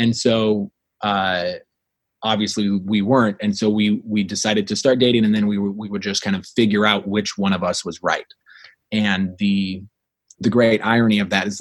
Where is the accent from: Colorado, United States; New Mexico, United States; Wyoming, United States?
Wyoming, United States; Lovell; now in St. George, United States; I grew up in Wyoming